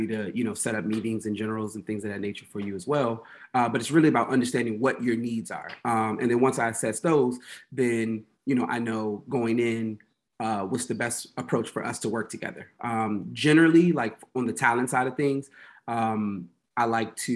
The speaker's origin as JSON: {"language": "English", "town": "Washington", "region": "District of Columbia", "country": "United States", "moved": "as an adult", "lives_now": "New Jersey, United States", "said": "I'm originally from Washington, D.C., currently living in New Jersey"}